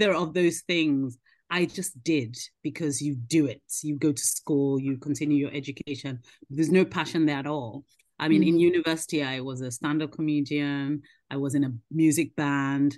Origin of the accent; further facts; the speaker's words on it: Nigeria; now in United Kingdom; I grew up in Nigeria, I was born here, but then grew up in Nigeria